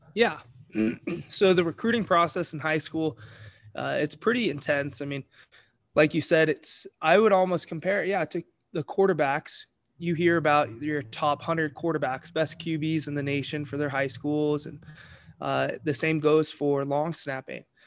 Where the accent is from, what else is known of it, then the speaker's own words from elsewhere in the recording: Eagle, Idaho, United States; I'm from Eagle, Idaho